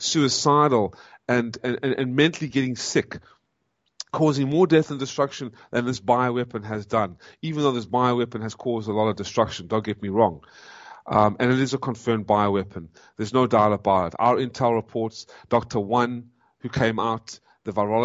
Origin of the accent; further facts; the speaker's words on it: South Africa; also born or lived in United States; I am a South African, born South African, and now an American